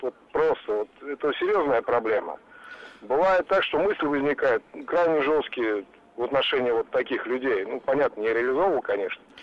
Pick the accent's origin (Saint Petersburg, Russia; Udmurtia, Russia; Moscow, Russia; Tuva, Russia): Moscow, Russia; Я из Москвы, водитель